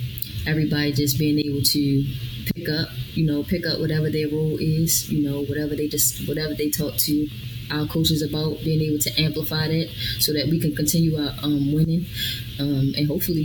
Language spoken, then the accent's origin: English; Baltimore, Maryland, United States; now in San Marcos, United States; with me growing up in Baltimore, I wouldn't have wanted to have it any other way